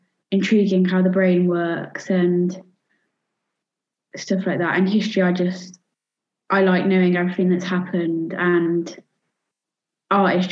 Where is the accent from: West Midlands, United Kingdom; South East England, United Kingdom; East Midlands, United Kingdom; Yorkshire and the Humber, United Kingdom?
West Midlands, United Kingdom; Worcester; I'm 14 from Worcester.